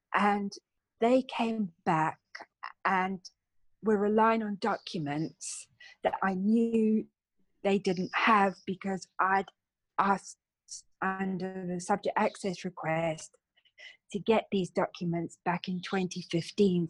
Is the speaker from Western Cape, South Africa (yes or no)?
yes; Cape Town, Western Cape, South Africa; now in London, United Kingdom; I'm actually from a place called Cape Town in South Africa. Mm. And uh, my childhood was full of beaches and sunshine